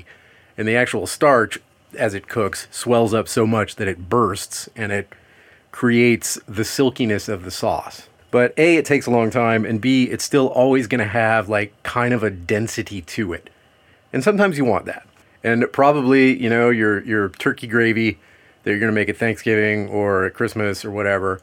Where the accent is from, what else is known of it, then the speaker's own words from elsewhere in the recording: Louisiana, United States; I'm from Louisiana